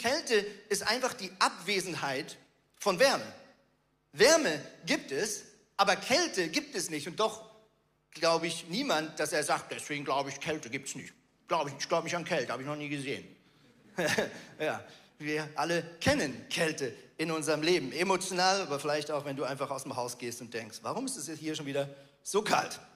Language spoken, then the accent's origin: German; Switzerland; Ich bin ein Schweizer